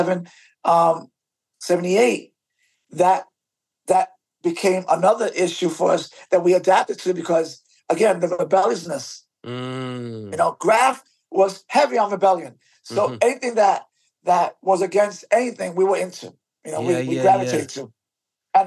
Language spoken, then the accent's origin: English; New York City, New York, United States; Born and raised in the South Bronx.